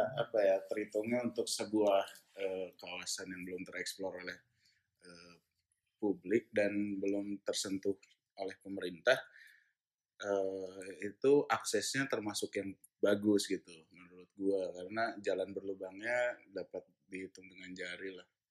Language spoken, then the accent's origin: Indonesian; Jakarta, Indonesia; gue kan besar di Jakarta